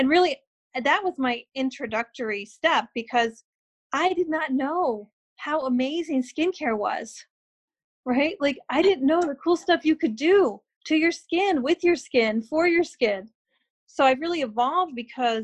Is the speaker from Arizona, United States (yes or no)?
yes; Phoenix, Arizona, United States; also born or lived in Lansing, Michigan / Grand Rapids, Michigan; now in Michigan, United States; growing up in Phoenix